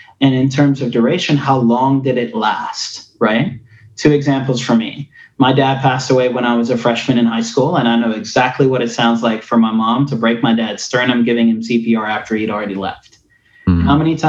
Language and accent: English; Tennessee, United States; accent: Afrikaans; I was a white kid with an Afrikaans accent who didn't look like the kids that I grew up with in Northeast Tennessee towns.